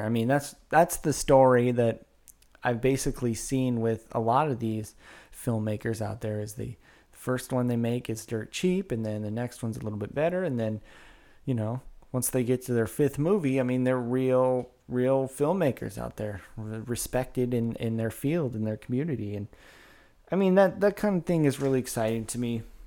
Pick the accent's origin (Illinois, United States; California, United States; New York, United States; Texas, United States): California, United States; Woodland; I grew up in Woodland